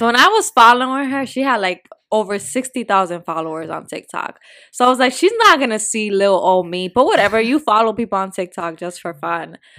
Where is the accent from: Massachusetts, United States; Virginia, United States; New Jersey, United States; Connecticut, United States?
New Jersey, United States; I'm from North Jersey